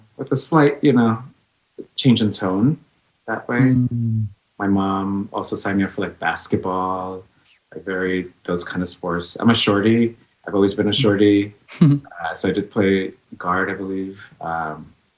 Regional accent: New York City, New York, United States; also born or lived in Los Angeles, California; now in San Francisco, United States; I was born in LA, and then she brought myself and her to Queens, New York, which is where I say I'm from. I'm from Jamaica.

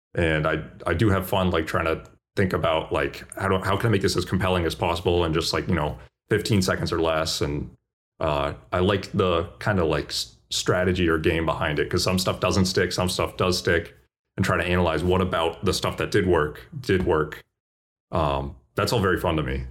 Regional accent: Boston, Massachusetts, United States; I'm from Boston

